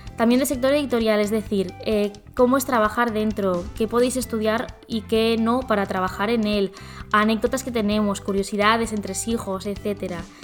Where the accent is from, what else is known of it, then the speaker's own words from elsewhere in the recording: Zaragoza, Aragon, Spain; now in Barcelona, Spain; nací en Zaragoza, ahora mismo estoy viviendo en Barcelona